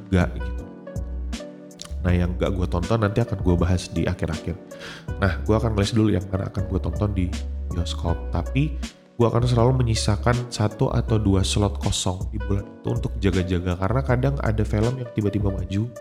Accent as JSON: {"language": "Indonesian", "town": "Samarinda", "region": "East Kalimantan", "country": "Indonesia", "said": "Di daerah gue ya di Samarinda waktu itu saat gue udah uh, getol-getolnya nonton di bioskop gitu."}